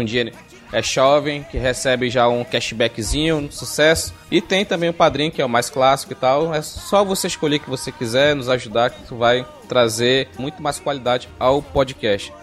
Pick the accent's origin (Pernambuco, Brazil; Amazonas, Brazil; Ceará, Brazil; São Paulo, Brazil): Amazonas, Brazil; eu sou do Amazonas